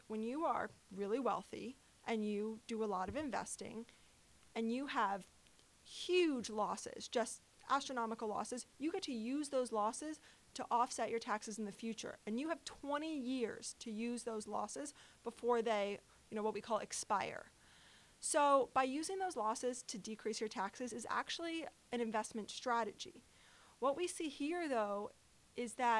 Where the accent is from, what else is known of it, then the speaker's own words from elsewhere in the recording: New York, United States; I'm from New York